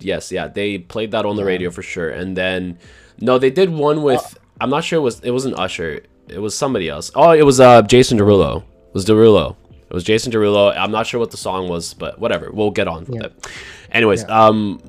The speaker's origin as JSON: {"language": "English", "country": "Canada", "tie": "born or raised there", "said": "I grew up in Canada."}